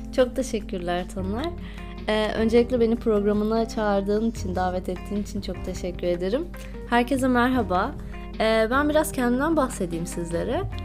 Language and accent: Turkish; İzmir, Turkey; moved away as an adult; also born or lived in Balıkesir / Istanbul; now in United Kingdom; ilk 18 yılımı İzmir'de yaşadım